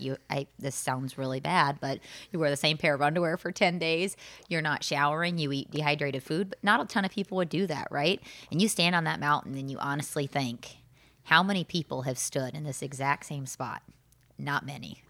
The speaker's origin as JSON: {"language": "English", "region": "Southern Illinois", "country": "United States", "tie": "born or raised there", "said": "I grew up in Southern Illinois and did not take a ton of vacations with my family growing up."}